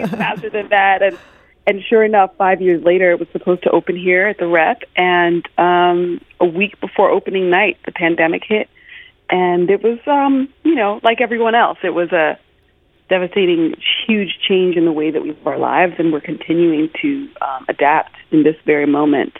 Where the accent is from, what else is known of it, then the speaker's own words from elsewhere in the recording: United States; I grew up mostly in the United States